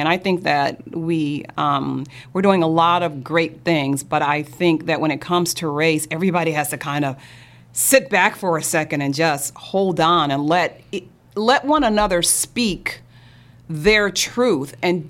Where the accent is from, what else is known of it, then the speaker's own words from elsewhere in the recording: St. Louis, Missouri, United States; I grew up in St. Louis, yeah.